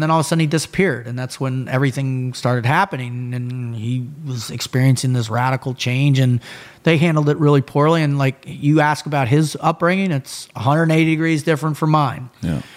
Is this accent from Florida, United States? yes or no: yes; Boca Raton, Florida, United States; I was born in 72. We moved to Boca in 73. My dad set up a law firm, law practice there, built it up, and I grew up in this just amazing, incredible, you know, Boca was a small, sleepy beach town